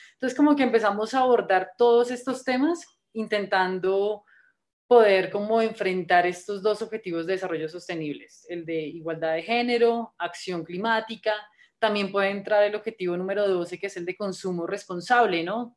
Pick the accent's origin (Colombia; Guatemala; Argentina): Colombia; soy guía scout de Colombia.